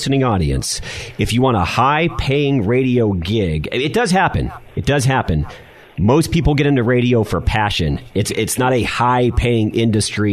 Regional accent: San Diego, California, United States; also born or lived in Los Angeles, California; I grew up as a child in Los Angeles, and then back in about 1986, I moved to San Diego, so about the fifth grade

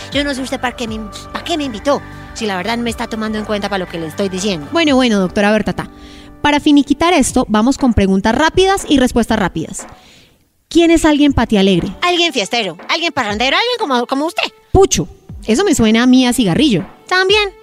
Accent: Bogotá, Colombia; los cachacos

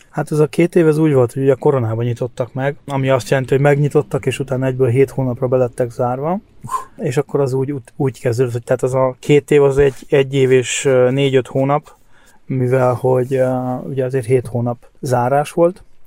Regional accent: Hungary; moved away as an adult; now in Germany; én nem tagadom meg, hogy magyar vagyok, attól függetlenül, hogy már elég régóta itt kint vagyok

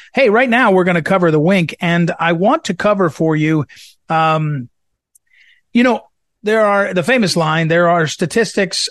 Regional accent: St. Louis, Missouri, United States; my hometown paper, St. Louis Post

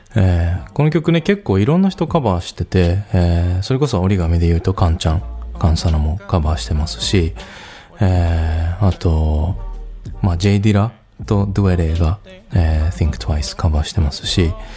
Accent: Nagato, Yamaguchi, Japan; 出身が山口県の長門市カつくっていう場所

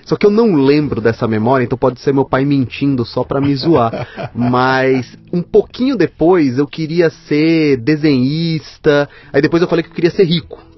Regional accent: Maceió, Alagoas, Brazil; born there; Nasci em Maceió, terra. É. terra do Fernando Collor.

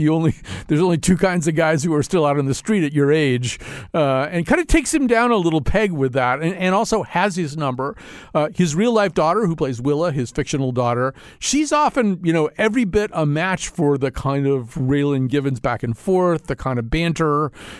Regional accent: Detroit, Michigan, United States; because I'm from Detroit. I know the Detroit way because I'm a Detroit guy.

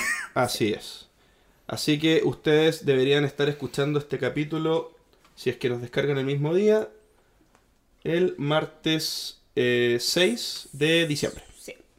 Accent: Chile

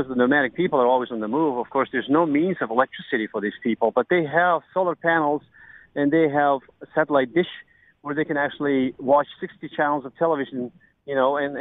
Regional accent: Mongolia; accent: American; moved away as an adult; also born or lived in United States; I was born and bred in Mongolia

